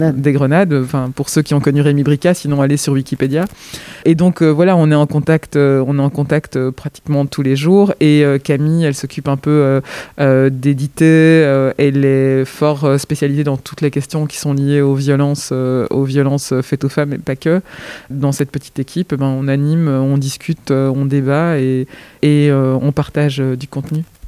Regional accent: Belgium; je suis né en Belgique, mais mes origines sont ailleurs

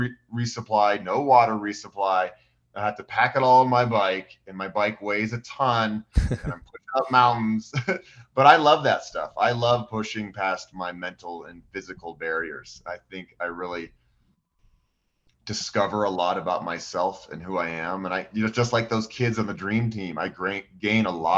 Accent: Boulder, Colorado, United States; growing up in Boulder

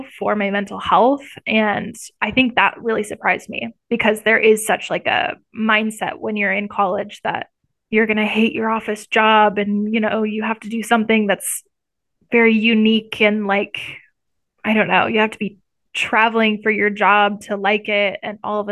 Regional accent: Iowa, United States; moved away as an adult; now in Missouri, United States; I've lived in the Midwest my entire life. I'm from Iowa

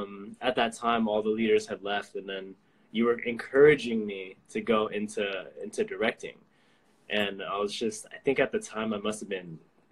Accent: San Diego, California, United States; I'm from San Diego, California.

